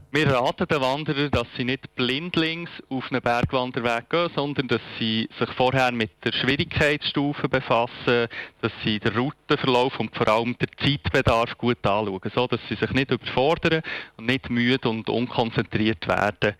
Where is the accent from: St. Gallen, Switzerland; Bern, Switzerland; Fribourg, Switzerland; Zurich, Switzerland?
Zurich, Switzerland; Winterthur; now in Berlin, Germany; ich bin ja selber aus Winterthur